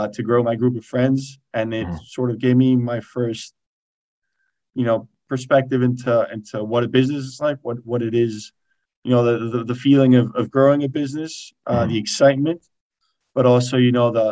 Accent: Spain; moved away as an adult; also born or lived in Boston, United States; I grew up in Spain

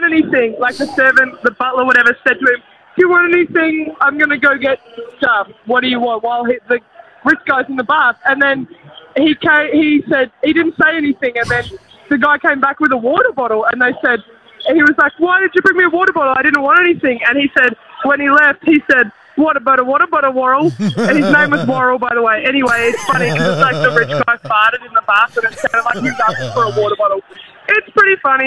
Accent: Victoria, Australia; I'm from Victoria here, calling from the Caxton. Yeah, I wasn't from Brisbane

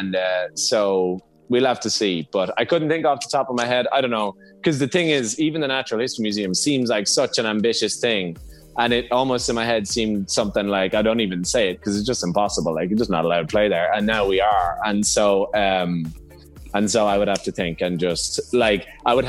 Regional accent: Ireland; both being Irish

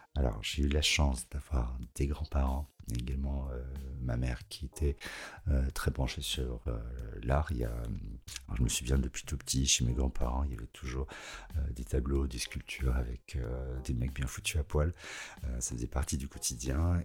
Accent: Savoie, Auvergne-Rhône-Alpes, France; now in Lyon, France; J'ai grandi en Savoie, au pied des montagnes

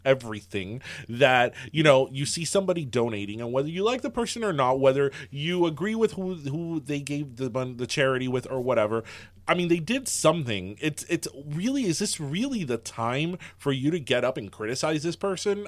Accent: South Florida, United States; we're from South Florida

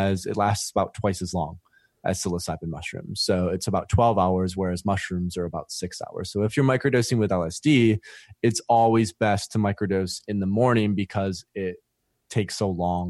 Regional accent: Michigan, United States; And basically, I'm originally from West Michigan.

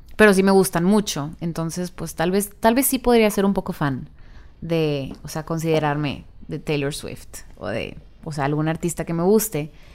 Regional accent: northern Mexico, Mexico; mezclo a veces como el inglés con el español porque soy del norte

